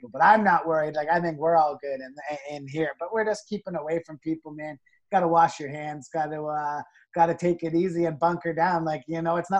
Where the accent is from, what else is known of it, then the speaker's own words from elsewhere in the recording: Niagara Falls, Ontario, Canada; I was born and raised in Niagara Falls, Ontario